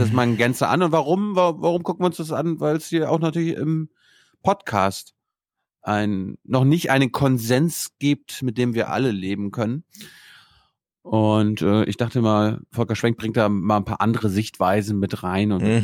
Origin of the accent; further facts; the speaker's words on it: Mecklenburg-Vorpommern, Germany; moved away; meine Heimat